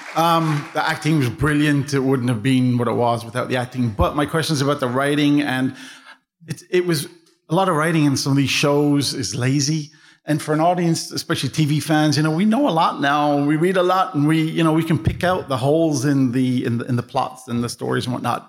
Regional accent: Dublin, Leinster, Ireland; I'm from Dublin

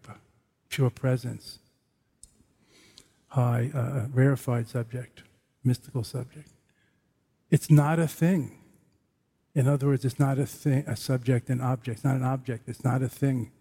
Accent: New York City, New York, United States; I'm from Brooklyn

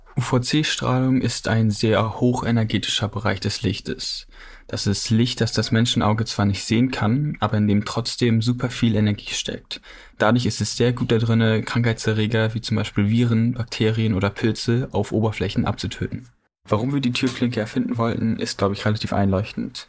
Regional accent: Ilvesbüll, Schleswig-Holstein, Germany; ich komme aus Ilvesbüll in Nordfriesland, Schleswig-Holstein

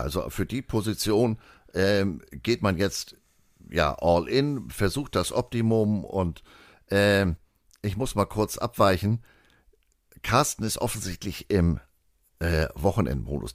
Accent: Germany; wir als Deutsche

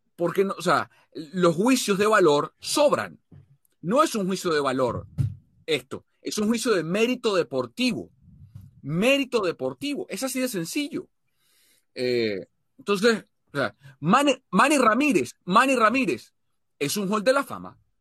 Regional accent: Venezuela; como venezolano

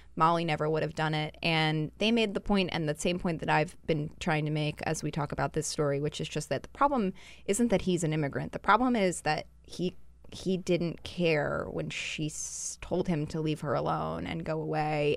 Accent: Utah, United States; I'm from Utah

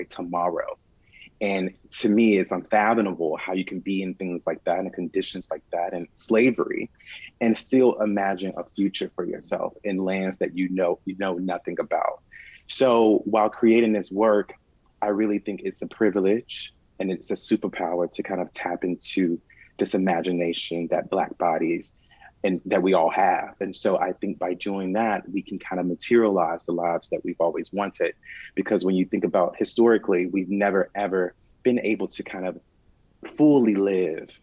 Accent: Atlanta, Georgia, United States; also born or lived in New York; And so I am from Atlanta, and so I consider myself an Atlantean

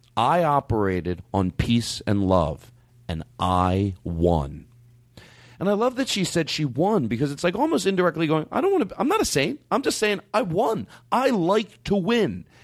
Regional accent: Philadelphia, Pennsylvania, United States; growing up in Philadelphia

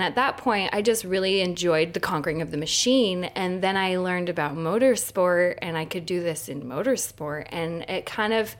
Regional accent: United States; moved away; growing up in Tahoe

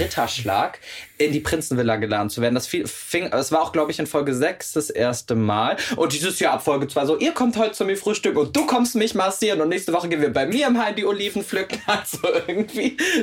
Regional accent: Meerbusch, North Rhine-Westphalia, Germany; now in Cologne, Germany; bin ja zugezogener Kölner und das auch mit Leib und Seele und würde mich auch als Herzkölner beschreiben. Ich komme ja aber gebürtig aus Meerbusch. Das ist quasi Düsseldorf.

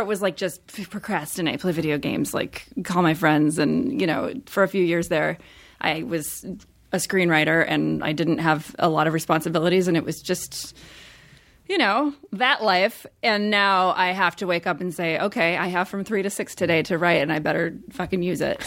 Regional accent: Midwest, United States; moved away; I grew up in the Midwest

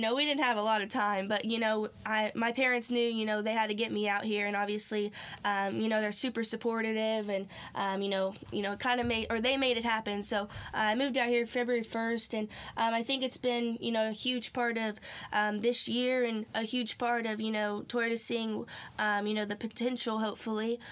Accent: Clovis, California, United States; moved away as an adult; now in North Carolina, United States; born and raised basically since I moved out here um, in California in the same town, Clovis

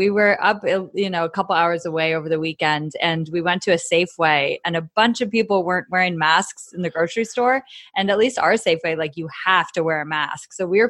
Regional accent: just outside of San Francisco, California, United States; I am from just outside of San Francisco in California.

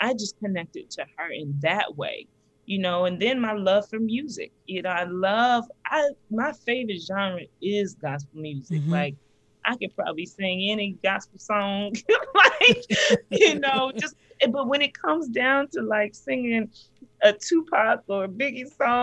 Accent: the South, United States; I'm from the South

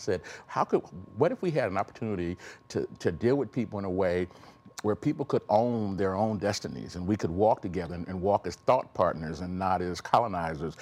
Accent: Elkhart, Indiana, United States; I was born in Elkhart, Indiana

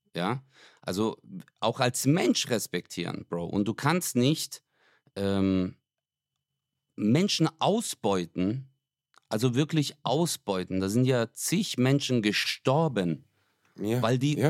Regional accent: Stuttgart, Baden-Württemberg, Germany; bei uns in Stuttgart

